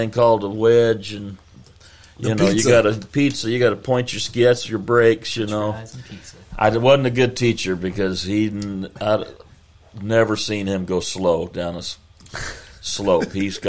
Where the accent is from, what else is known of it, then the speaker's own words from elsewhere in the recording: Texas, United States; we're from Texas.